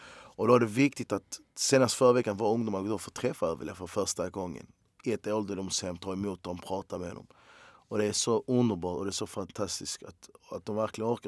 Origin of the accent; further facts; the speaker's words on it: Malmö, Skåne, Sweden; jag är fan jävligt lycklig och stolt att jag är från Malmö